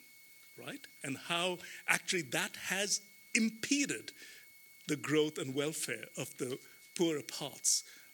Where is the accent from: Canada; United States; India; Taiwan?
India; moved away; my home country, India